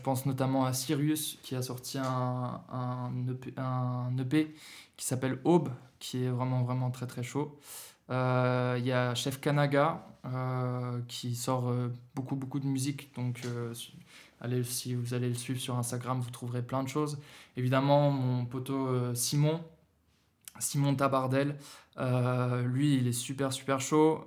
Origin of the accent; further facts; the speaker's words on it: Berlin, Germany; now in Lyon, France; j'ai grandi en Allemagne, j'ai grandi à, Berlin